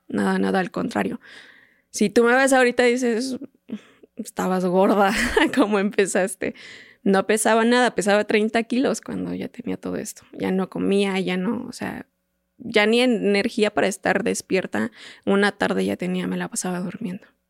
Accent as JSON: {"language": "Spanish", "town": "Teoloyucan", "region": "State of Mexico", "country": "Mexico", "said": "yo soy de Teoloyucan, del Estado de México"}